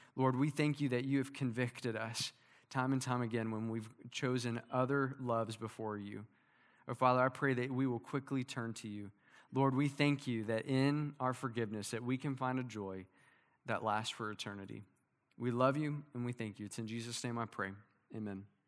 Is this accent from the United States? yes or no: yes; Princeton, Kentucky, United States; my hometown in, in Princeton, Kentucky